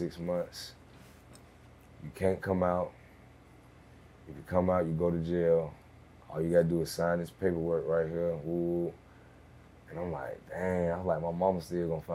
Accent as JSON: {"language": "English", "town": "Atlanta", "region": "Georgia", "country": "United States", "said": "I'm from real Atlanta"}